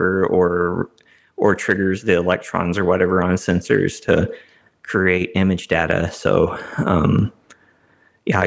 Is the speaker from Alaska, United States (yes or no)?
no; Kilgore, Texas, United States; my hometown, Kilgore, which is about 20 minutes from where I live now